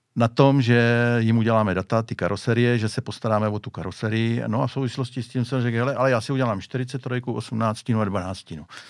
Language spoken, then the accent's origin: Czech; Hradiště, Czechia; u nás v Hradišti dělal